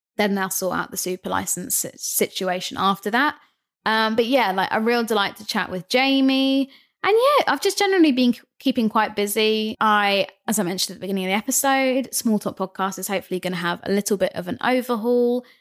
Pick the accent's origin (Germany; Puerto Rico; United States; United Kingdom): United Kingdom; Brighton, South East England; I'm from Brighton